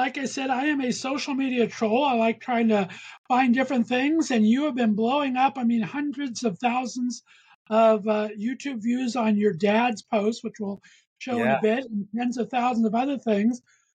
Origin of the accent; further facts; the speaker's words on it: West Covina, California, United States; I grew up in West Covina, California. So I'm a little bit of east of LA, not too far.